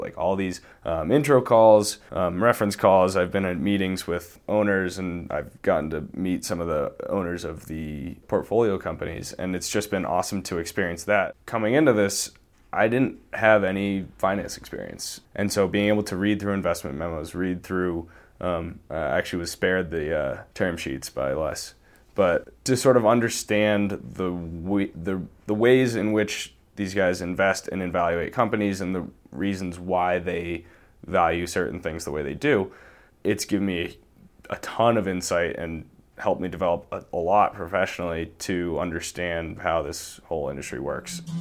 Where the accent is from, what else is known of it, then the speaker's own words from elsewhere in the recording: Boston, Massachusetts, United States; moved away as an adult; now in Montana, United States; I grew up in the Boston area.